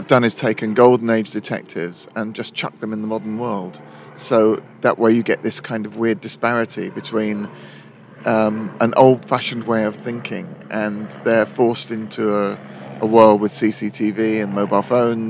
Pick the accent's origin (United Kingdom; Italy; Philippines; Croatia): United Kingdom; London; I'm born and raised here, and it's an ancient city.